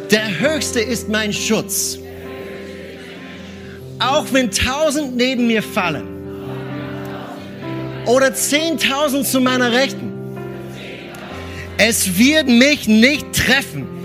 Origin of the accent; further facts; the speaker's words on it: Austria; wir Österreicher, ich bin Österreicher.